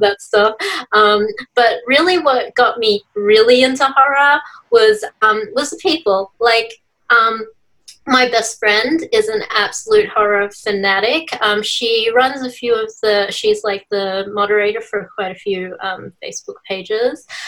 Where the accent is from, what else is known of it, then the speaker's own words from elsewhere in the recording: Melbourne, Victoria, Australia; now in Sydney, Australia; I was originally from Victoria, hmm. Melbourne, but um, I'm currently in Sydney at the moment.